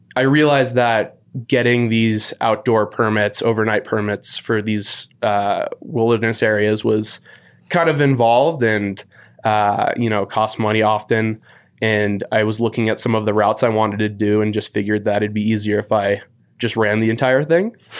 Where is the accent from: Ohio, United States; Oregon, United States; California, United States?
California, United States; San Francisco; moved away as an adult; also born or lived in Walla Walla, Washington; born and raised in San Francisco